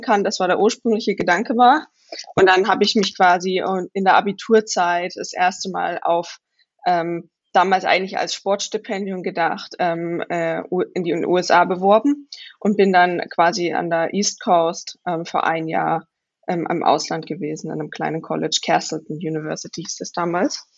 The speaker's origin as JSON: {"language": "German", "area": "Vogtland", "region": "Saxony", "country": "Germany", "tie": "born or raised there", "moved": "as an adult", "lives_now": "Stanford, United States", "said": "ich bin im Vogtland in Sachsen aufgewachsen"}